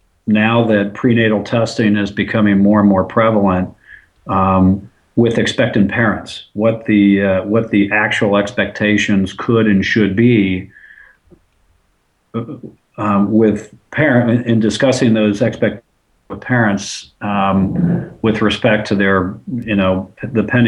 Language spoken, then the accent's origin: English; Cincinnati, Ohio, United States; I am from Cincinnati, Ohio